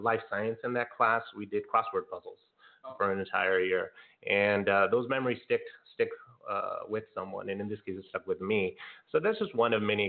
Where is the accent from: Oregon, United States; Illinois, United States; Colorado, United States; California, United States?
California, United States; Santa Ana; moved away as an adult; also born or lived in Lakewood, California; now in Long Beach, United States; from Santa Ana, California, born and raised, and had my K-12 schooling there for the most part.